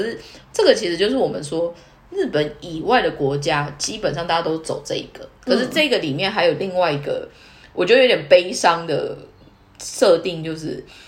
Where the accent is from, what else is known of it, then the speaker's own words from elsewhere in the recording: Taiwan; moved away as an adult; now in Tokyo, Japan; 我们就是土生土长的台湾人